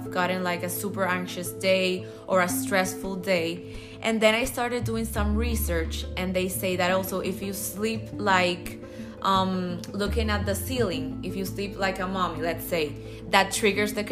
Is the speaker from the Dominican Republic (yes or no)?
yes; Dominican Republic; I'm from the Dominican Republic, and I'm 21 years old.